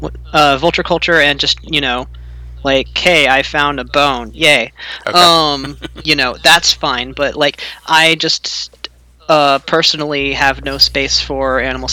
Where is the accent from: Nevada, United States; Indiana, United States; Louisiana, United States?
Louisiana, United States; now in Portland, United States; I grew up in Louisiana, so I'm kind of tied to the land there